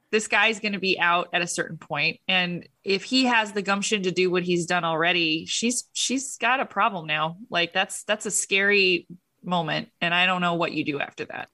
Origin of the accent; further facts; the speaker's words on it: United States; I'm an American